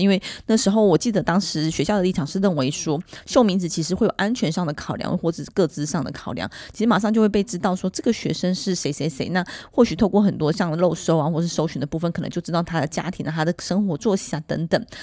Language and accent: Chinese; Taiwan; 我们台湾人